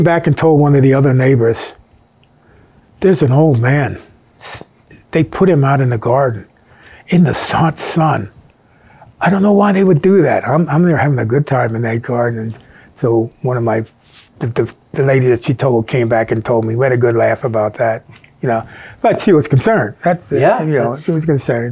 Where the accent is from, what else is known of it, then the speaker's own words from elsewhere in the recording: King of Prussia, Pennsylvania, United States; also born or lived in Bryn Mawr, Pennsylvania / Garrett Hill, Pennsylvania; growing up on Rebel Hill.